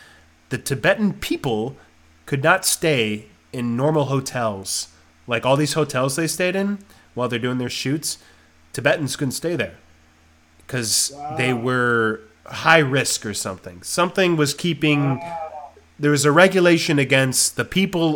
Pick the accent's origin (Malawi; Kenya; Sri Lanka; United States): United States; I'm an American